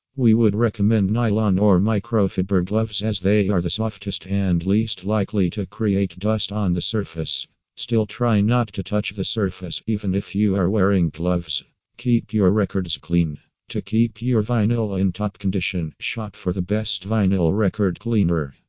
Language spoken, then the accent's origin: English; Ukraine; from Ukraine